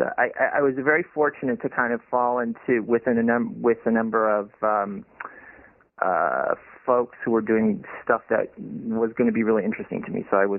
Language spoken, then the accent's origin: English; Madison, Wisconsin, United States; Yeah, which is where I grew up, in the capital of Wisconsin, the college town of the University of Wisconsin.